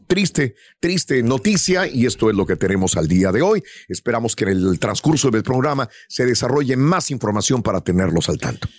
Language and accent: Spanish; Mexico; moved away; soy de origen mexicano, nací en México, eh, crecí en México, estudié en México